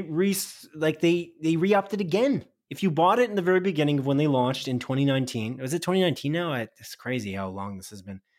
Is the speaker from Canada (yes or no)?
yes; Canada; I'm Canadian